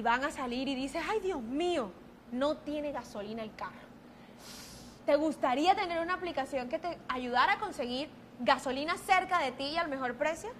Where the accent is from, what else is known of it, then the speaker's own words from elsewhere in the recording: Caribbean coast, Colombia; como diríamos en la costa